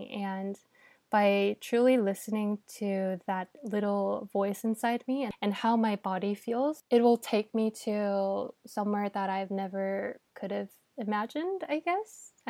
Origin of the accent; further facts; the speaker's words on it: South Korea; Yeah, I think so, especially growing up in Korea.